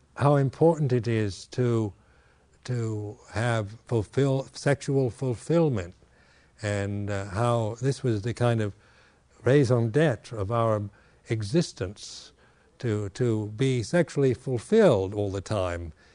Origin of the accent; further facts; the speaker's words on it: West Coast, United States; moved away; in America here, uh, having been born and raised on the West Coast